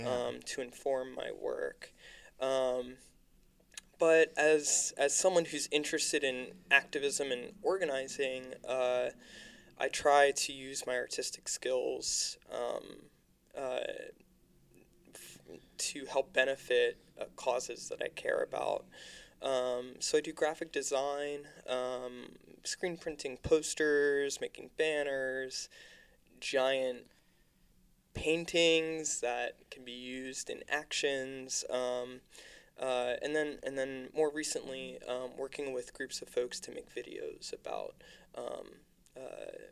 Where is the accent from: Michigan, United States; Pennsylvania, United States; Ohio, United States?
Pennsylvania, United States; Lancaster; now in Philadelphia, United States; I was artist working on a public art project in my hometown of Lancaster, Pennsylvania.